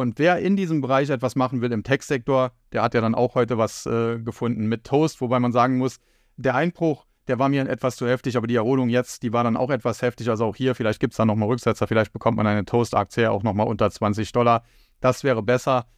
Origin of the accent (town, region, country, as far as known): Germany